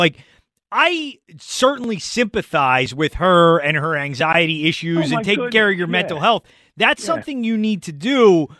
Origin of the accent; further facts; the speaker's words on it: Pennsylvania, United States; I am not. I am from Montgomery County.